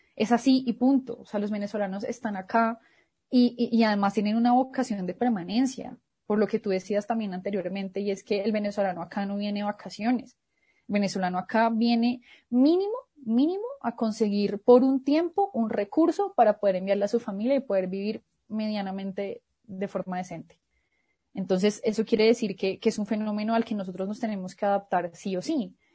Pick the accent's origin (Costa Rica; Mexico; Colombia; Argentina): Colombia; Bogotá; yo que soy bogotana y que he vivido toda mi vida en Bogotá